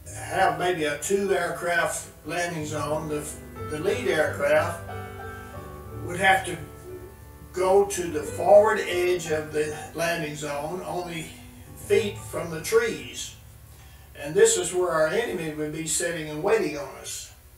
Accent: Linden, Texas, United States; I was born in Linden, Texas

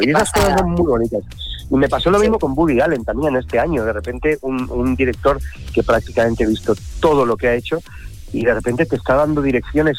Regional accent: Spain; como español, como españoles

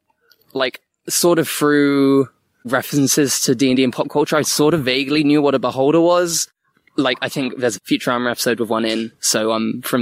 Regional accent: Bournemouth, South West England, United Kingdom; moved away; I'm from Bournemouth, and I was back down there actually for a decent chunk of lockdown.

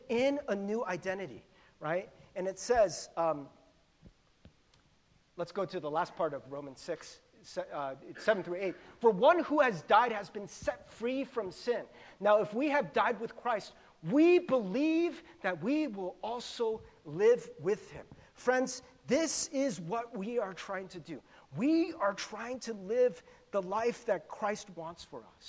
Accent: United States; growing up in America

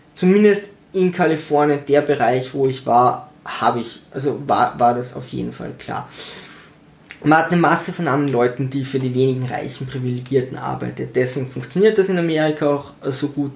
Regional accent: Tyrol, Austria; ich bin in Tirol geboren, meine Cousine ist in Tirol geboren, meine Mutter ist in Tirol geboren

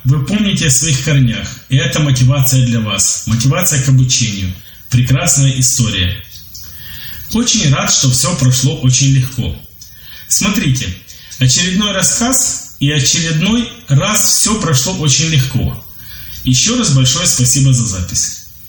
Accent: Ukraine; Я из Украины

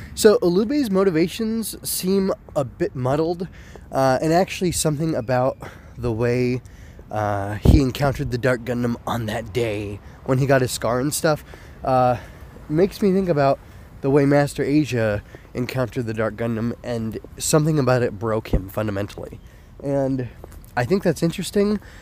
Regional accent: United States; also born or lived in California; I'm proud of being an American to some extent

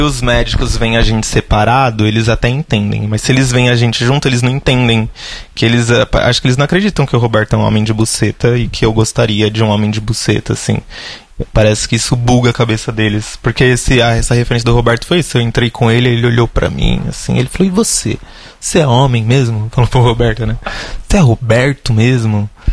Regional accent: Guarulhos, São Paulo, Brazil; cresci lá no Continental 3, em Guarulhos

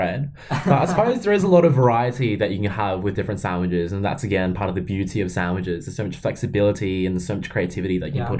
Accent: Australia; but as an Australian

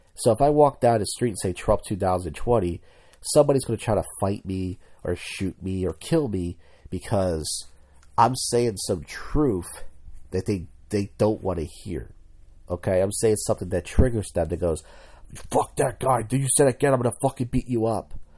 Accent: Philadelphia, Pennsylvania, United States; I'm from Philadelphia

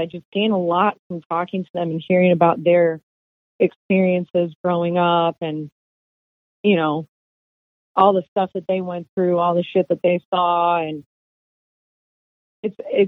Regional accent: San Diego, California, United States; also born or lived in Los Angeles; I grew up in San Diego

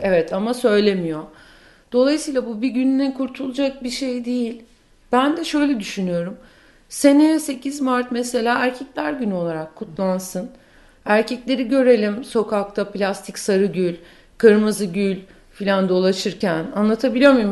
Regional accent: Turkey; moved away as an adult; now in New York, United States; Türkiye'de kendi ana dilimde çok daha cesurdum.

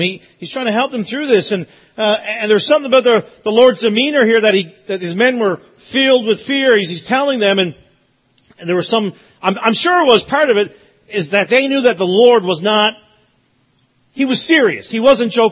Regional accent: Newfoundland and Labrador, Canada; I'm from Newfoundland, so we didn't have AC. Like, we don't need AC. Never gets warm in Newfoundland.

